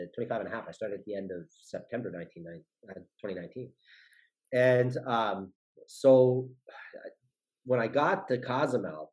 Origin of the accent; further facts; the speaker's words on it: Dain City, Ontario, Canada; I come from Dane City Ontario